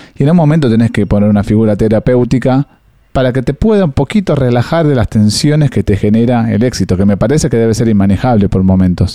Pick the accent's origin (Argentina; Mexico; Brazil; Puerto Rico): Argentina; somos argentinos